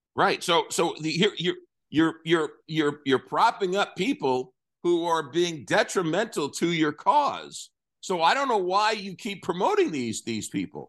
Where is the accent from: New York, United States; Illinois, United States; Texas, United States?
New York, United States; growing up in New York